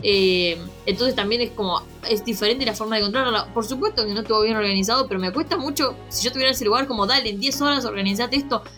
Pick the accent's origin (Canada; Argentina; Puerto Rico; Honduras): Argentina